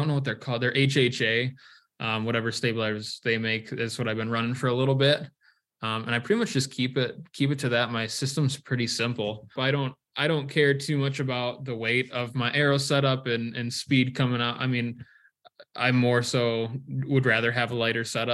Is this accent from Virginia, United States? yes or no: no; Michigan, United States; moved away as an adult; now in Iowa, United States; I was born and raised in Michigan